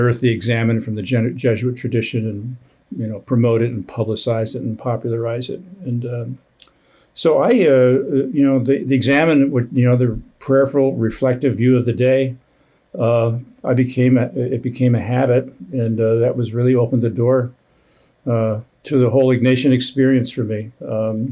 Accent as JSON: {"language": "English", "region": "northern New Jersey", "country": "United States", "tie": "born or raised there", "also_born_or_lived": "Midwest", "said": "I grew up in the Midwest, but mostly in New Jersey. Grew up in northern New Jersey."}